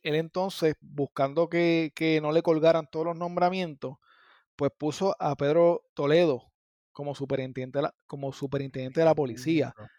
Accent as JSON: {"language": "Spanish", "town": "Gurabo", "country": "Puerto Rico", "tie": "born or raised there", "also_born_or_lived": "Las Piedras, Puerto Rico", "said": "yo soy de Gurabo, pero en mi área yo digo San Lorenzo, Gurabo, Cagua, eh, Las Piedras"}